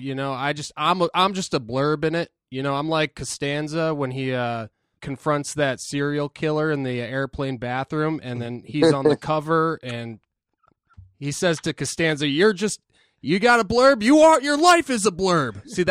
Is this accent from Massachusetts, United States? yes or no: yes; Boston, Massachusetts, United States; We're from Boston.